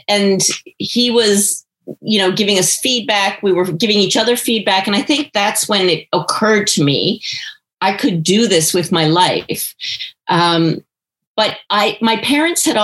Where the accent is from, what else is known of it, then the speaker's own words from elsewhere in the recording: Portugal Cove, Newfoundland and Labrador, Canada; I grew up in Portugal Cove